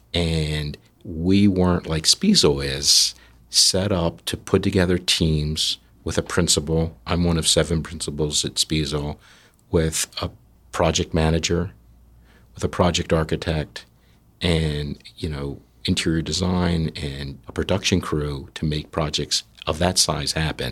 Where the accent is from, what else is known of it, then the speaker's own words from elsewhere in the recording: New Jersey, United States; we're from South Jersey